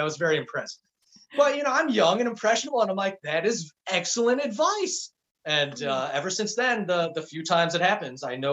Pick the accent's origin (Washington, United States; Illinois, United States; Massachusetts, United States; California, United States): Illinois, United States; Chicago; growing up in Chicago